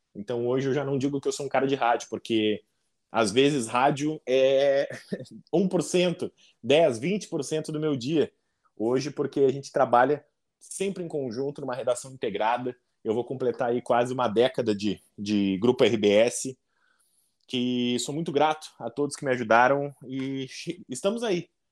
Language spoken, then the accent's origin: Portuguese; Porto Alegre, Rio Grande do Sul, Brazil; Nascido e criado uh, em Porto Alegre, me criei, me mudei bastante